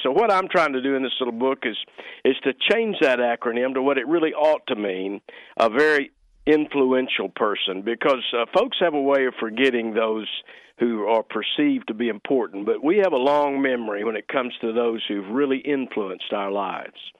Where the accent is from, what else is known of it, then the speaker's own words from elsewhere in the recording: Fort Worth, Texas, United States; moved away; growing up in East Fort Worth